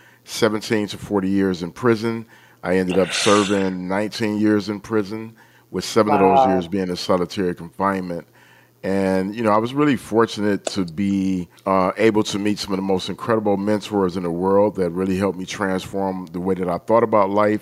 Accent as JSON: {"language": "English", "town": "Detroit", "region": "Michigan", "country": "United States", "tie": "born or raised there", "said": "I grew up in Detroit"}